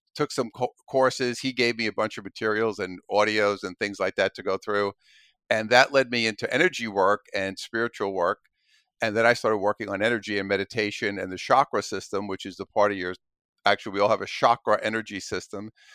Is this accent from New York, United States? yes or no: yes; New York City, New York, United States; I'm originally from Brooklyn, New York, grew up there as a kid